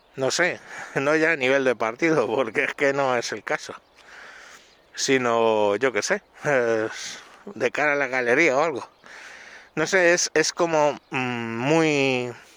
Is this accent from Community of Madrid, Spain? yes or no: yes; Madrid, Community of Madrid, Spain; nací en Aluche, un barrio del Cinturón Rojo de Madrid